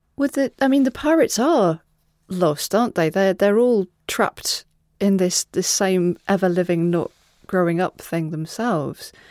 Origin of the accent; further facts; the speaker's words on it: Wales, United Kingdom; they used to bill me as …